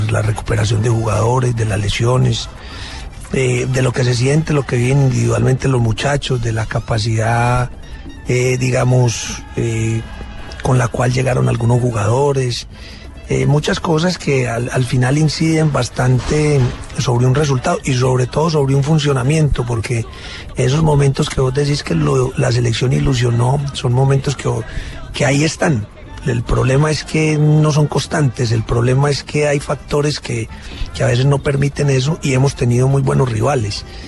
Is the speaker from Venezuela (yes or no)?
no; Colombia; como decimos en Colombia